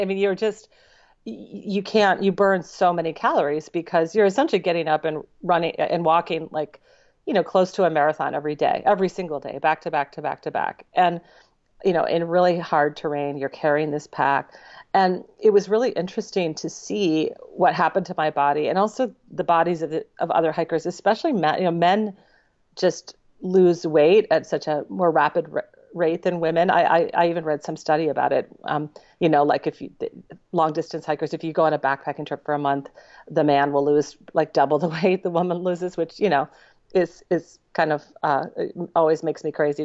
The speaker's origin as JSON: {"language": "English", "region": "Minnesota", "country": "United States", "tie": "born or raised there", "also_born_or_lived": "Spangler, Pennsylvania", "said": "I'm from Minnesota. I, I grew up there, and I always say that's where I'm from"}